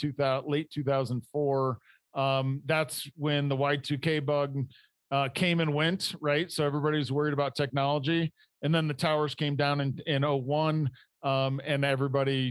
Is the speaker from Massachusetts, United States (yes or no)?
no; Indiana, United States; moved away as an adult; also born or lived in Detroit; I grew up in Indiana in manufacturing